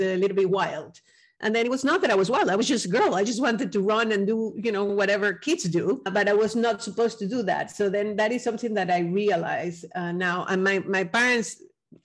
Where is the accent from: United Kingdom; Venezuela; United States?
Venezuela; I'm from Venezuela